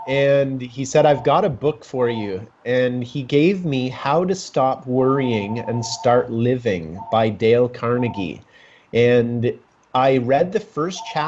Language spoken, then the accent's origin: English; Kitchener, Ontario, Canada; moved away as an adult; also born or lived in Whistler, British Columbia; I'm from Kitchener, Ontario. I graduated from high school